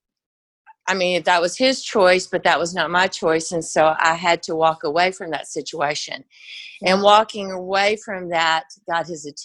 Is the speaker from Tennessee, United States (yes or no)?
yes; Nashville, Tennessee, United States; I grew up in Nashville, but I grew up coming to Pensacola Beach